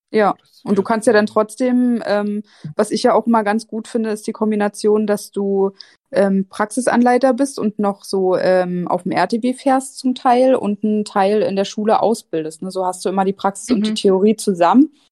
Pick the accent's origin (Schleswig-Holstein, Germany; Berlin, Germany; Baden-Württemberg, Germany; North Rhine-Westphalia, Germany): Berlin, Germany; moved away as an adult; also born or lived in Mainz; komme ich ja ursprünglich aus Berlin und habe dann in Mainz angefangen zu studieren